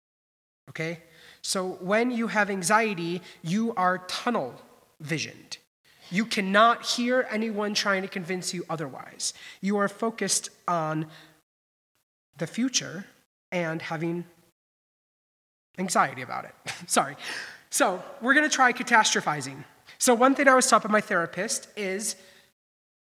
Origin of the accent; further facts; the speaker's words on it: Midwest, United States; also born or lived in Boston; growing up in the Midwest, you prized to send your kid to a private Lutheran college. My parents did it